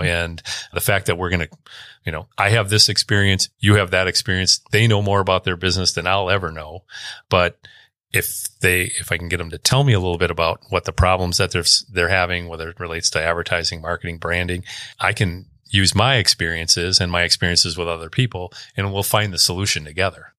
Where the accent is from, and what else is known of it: Stevens Point, Wisconsin, United States; born or raised there; also born or lived in Milwaukee, Wisconsin